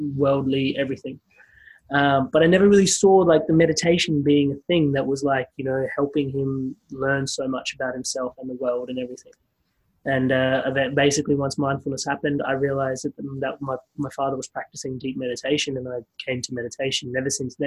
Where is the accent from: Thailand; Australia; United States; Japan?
Australia; Adelaide, South Australia; moved away as an adult; also born or lived in Queensland; I left Adelaide and I went to university in Queensland